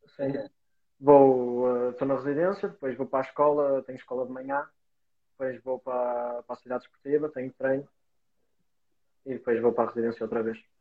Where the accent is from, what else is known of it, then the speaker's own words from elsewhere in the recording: Vila Maior, Portugal; now in Braga, Portugal; do Vila Maior, que era a minha terra